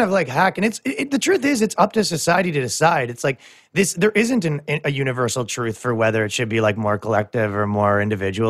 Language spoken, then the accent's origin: English; Canada; moved away; I come from Canada